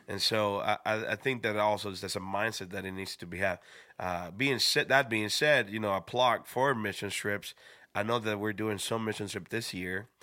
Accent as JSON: {"language": "English", "country": "Dominican Republic", "also_born_or_lived": "Schroon Lake, New York", "moved": "yes", "said": "I was from the Dominican Republic."}